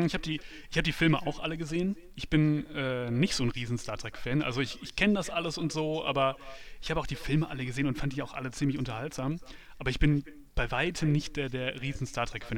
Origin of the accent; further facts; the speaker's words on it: North Rhine-Westphalia, Germany; ich komme ja vom, vom Land, vom Niederrhein